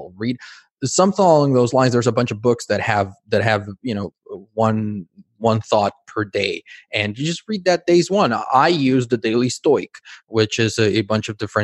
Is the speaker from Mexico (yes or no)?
yes; Mexico City, Mexico; English is a second language; moved away; also born or lived in United States; I grew up in Mexico City.